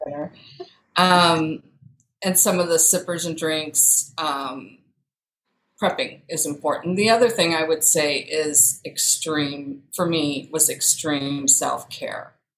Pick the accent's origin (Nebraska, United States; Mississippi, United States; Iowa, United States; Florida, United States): Iowa, United States; moved away as an adult; also born or lived in St. Louis, Missouri / West Des Moines, Iowa; I was born and raised in Iowa. I'm currently in West Des Moines, Iowa